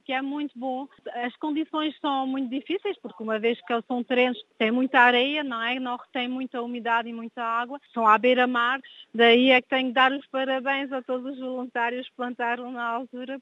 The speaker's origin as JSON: {"language": "Portuguese", "country": "France", "tie": "born or raised there", "said": "nasci em França e sempre vivi em França"}